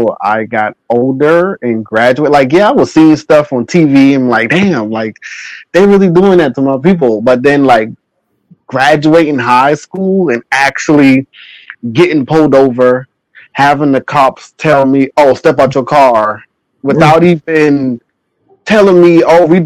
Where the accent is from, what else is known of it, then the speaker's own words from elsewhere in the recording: Charleston, South Carolina, United States; I grew up in Charleston, South Carolina